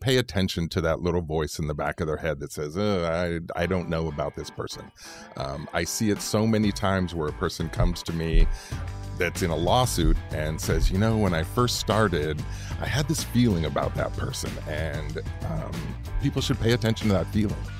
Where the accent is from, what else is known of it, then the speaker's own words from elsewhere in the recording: Central Valley, Fresno and Roseville, California, United States; moved away as an adult; also born or lived in Sacramento; now in Bay Area, United States; I was born in Southern California, but really grew up in the Central Valley and Fresno and Roseville areas